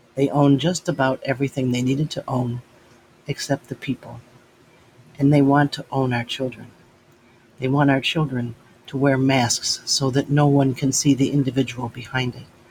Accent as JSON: {"language": "English", "country": "United States", "said": "being an American child, an American"}